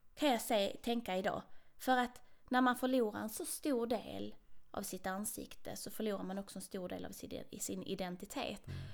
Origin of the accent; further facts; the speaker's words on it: Trelleborg, Skåne, Sweden; now in Kiruna, Sweden; jag är ju född och uppvuxen där